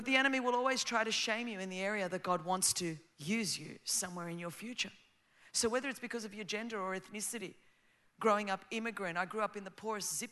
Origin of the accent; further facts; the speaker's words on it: Australia; first language Greek; English is a second language; I grew up as the daughter of Greek immigrants. Before my big fat Greek wedding, when it was not cool to be Greek in Australia